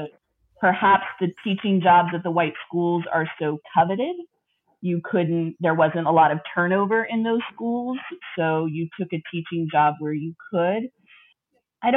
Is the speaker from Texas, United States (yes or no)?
yes; El Paso, Texas, United States; I was born in El Paso, Texas, which is far west Texas and is the sister city of Juarez, Mexico